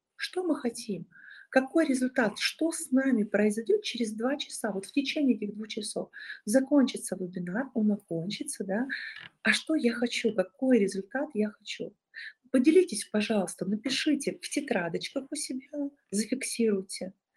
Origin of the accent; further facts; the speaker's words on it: Bolshaya Martynovka, Rostov Oblast, Russia; Я из Большой Мартыновки, населенный пункт Ростовской области.